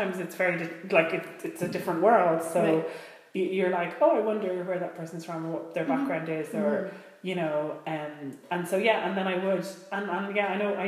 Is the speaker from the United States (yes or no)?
no; Dublin, Leinster, Ireland; I was born in Dublin and still lives there